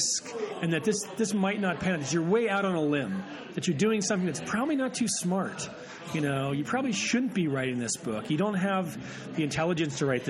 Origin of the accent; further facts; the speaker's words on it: Pittsburgh, Pennsylvania, United States; growing up in Pittsburgh